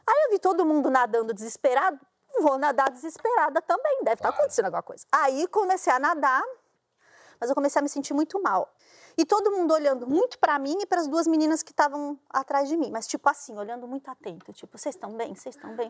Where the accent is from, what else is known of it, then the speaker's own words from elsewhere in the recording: São Paulo, Brazil; Eu sou de São Paulo